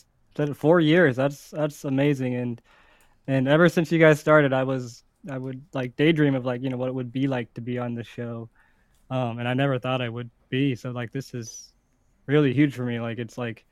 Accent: Cincinnati, Ohio, United States; I grew up in Cincinnati, Ohio.

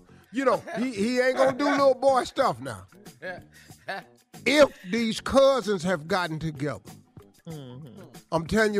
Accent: West Virginia, United States; I'm from West Virginia.

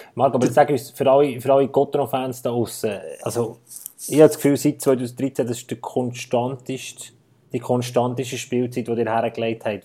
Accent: Bern, Switzerland; ich bin Gotro-Sympathisant als Berner

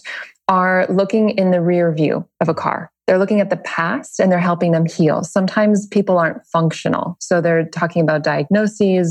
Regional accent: Bay Area, Northern California, United States; now in Los Angeles, United States; Northern California, Bay Area

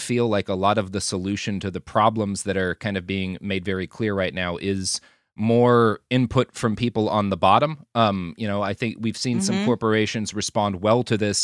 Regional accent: Dallas, Texas, United States; I grew up in the Dallas area

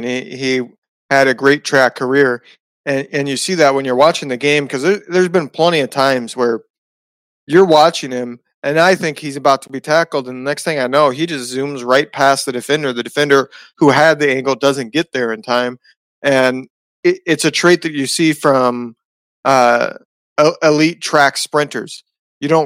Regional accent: West Lafayette, Indiana, United States; I grew up in West Lafayette, Indiana, which is where Purdue University is

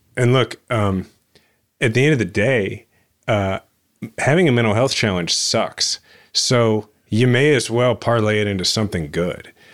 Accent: Kansas City, Missouri, United States; my hometown that I love

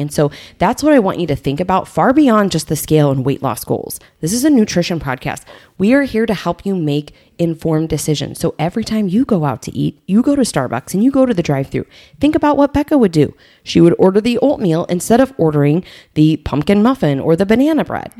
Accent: Southern Illinois, United States; I grew up in Southern Illinois

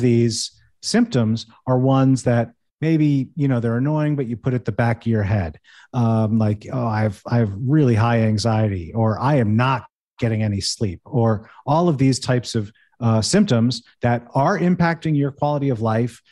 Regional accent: United States; moved away; also born or lived in Manhattan, New York City; I grew up right outside New York City. I lived in New York City, in Manhattan for seven years

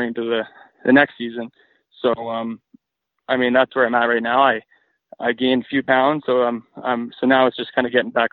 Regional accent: Grande Prairie, Alberta, Canada; also born or lived in Calgary; I was born and raised in Grand Prairie, and I moved to Calgary in 2016

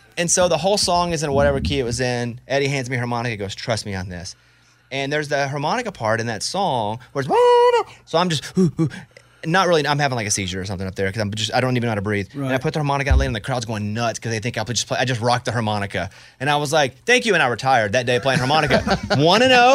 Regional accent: Arkansas, United States; I grew up in Arkansas

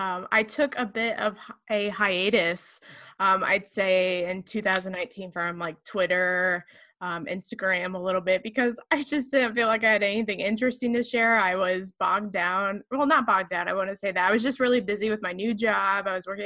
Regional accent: Rio, Illinois, United States; I was born and raised in Rio, Illinois. Other people might say it's Rio or R10, and it's a very small farming community that 99% of the world probably never heard of.

